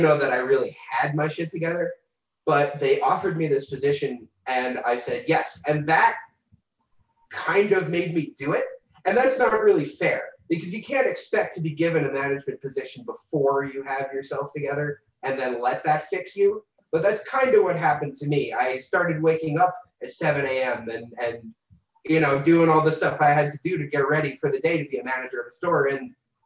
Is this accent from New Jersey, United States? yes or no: yes; New Jersey, United States; moved away as an adult; now in Pueblo, United States; my little store in my hometown that I live 2 minutes away from